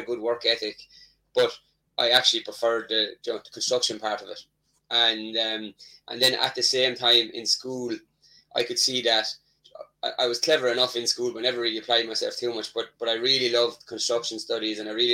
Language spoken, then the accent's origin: English; Tipperary, Munster, Ireland; I'm from an area in Ireland called Tipperary